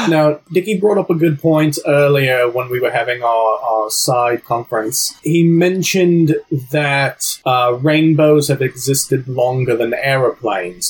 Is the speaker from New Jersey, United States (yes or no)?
yes; New Jersey, United States; my accent was from my upbringing in New Jersey.